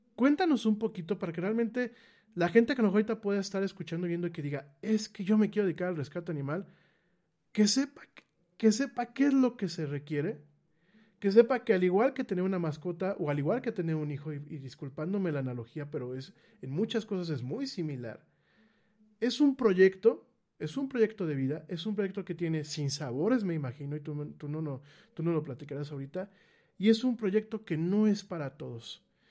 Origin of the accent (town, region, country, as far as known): Mexico